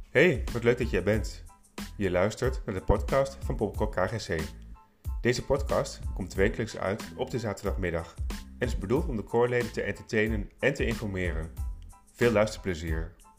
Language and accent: Dutch; Holten, Overijssel, Netherlands; ik eh, woon in uh, Holten, in het huis waar ik opgegroeid ben, een boerderij